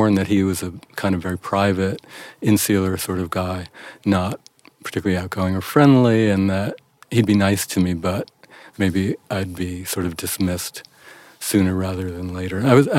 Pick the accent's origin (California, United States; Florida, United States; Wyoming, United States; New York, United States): New York, United States; New York City; I grew up in New York City